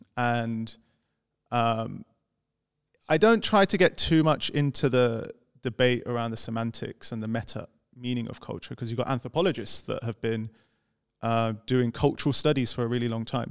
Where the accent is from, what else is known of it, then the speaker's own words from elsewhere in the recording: London, United Kingdom; I was this guy from London who studied economics